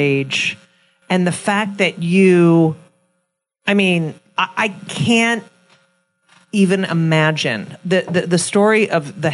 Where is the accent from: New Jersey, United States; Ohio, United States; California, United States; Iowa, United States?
New Jersey, United States; I'm from New Jersey.